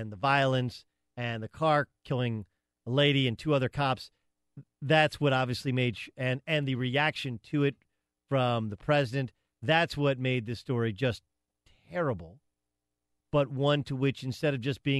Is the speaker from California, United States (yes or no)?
yes; Southern California, United States; growing up in Southern California, which is a multinational kind of community